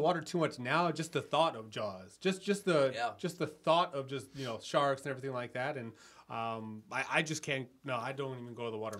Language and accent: English; New Jersey, United States; my hometown in New Jersey.